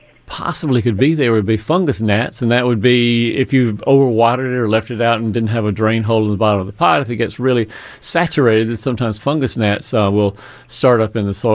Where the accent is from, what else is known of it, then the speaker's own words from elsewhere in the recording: Fayetteville, Georgia, United States; Fayetteville, my hometown